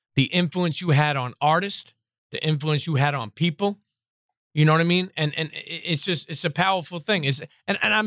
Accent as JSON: {"language": "English", "town": "New York City", "region": "New York", "country": "United States", "tie": "born or raised there", "also_born_or_lived": "Bensonhurst, Brooklyn", "said": "I grew up in Coney Island, and then we moved to Bensonhurst."}